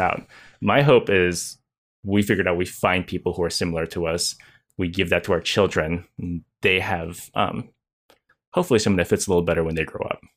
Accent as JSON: {"language": "English", "country": "United States", "said": "I am Chinese American"}